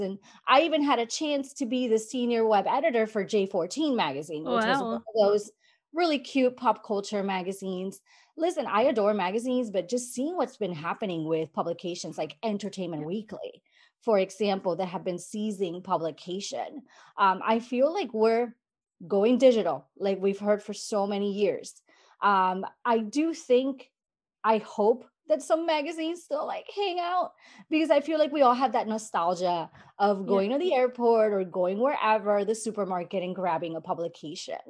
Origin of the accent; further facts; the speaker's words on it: San Juan, Puerto Rico; I grew up in Puerto Rico, San Juan, Puerto Rico